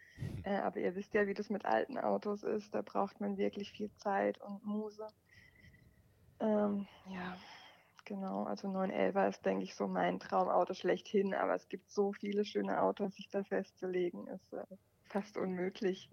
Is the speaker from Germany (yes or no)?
yes; Germany; sind wir Deutsche